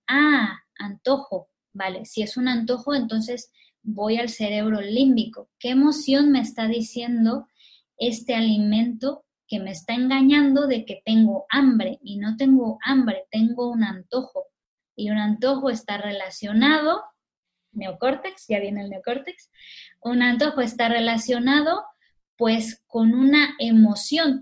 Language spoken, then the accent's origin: Spanish; Mexico; now in Catalonia, Spain; los mexicanos